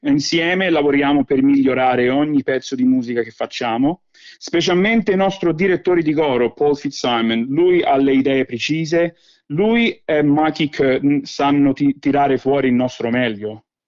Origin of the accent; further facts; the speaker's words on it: Rome, Lazio, Italy; accent: Roman (romanaccio); also born or lived in Velletri, Italy; now in Australia; ho l'accento romano perché papà mi ha cresciuto, eh, mi ha sempre parlato in, in romano, un po' ram, romanaccio